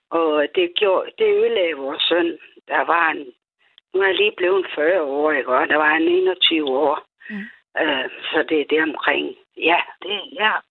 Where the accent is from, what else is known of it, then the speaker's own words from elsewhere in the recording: Odense, Southern Denmark, Denmark; Jeg er jo jeg fra Odense.